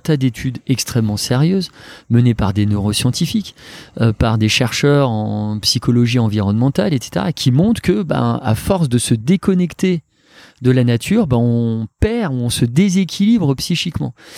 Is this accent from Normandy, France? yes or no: no; Alsace, Grand Est, France; moved away; je suis un Alsacien, papa de deux enfants